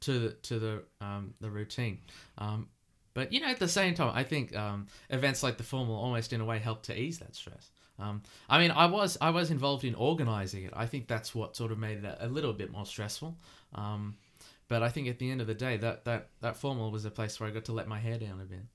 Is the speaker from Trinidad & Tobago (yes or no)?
no; Australia; accent: Aussie; you're hearing my Aussie accent